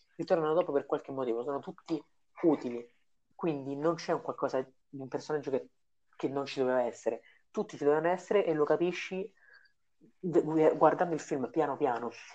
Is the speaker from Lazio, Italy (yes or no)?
yes; Rome, Lazio, Italy; noi due siamo romani